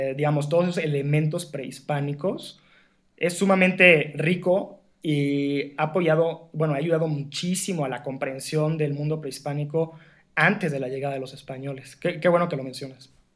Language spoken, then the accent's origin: Spanish; Mexico; la tradición vinícola que tenía o que tiene nuestro país todavía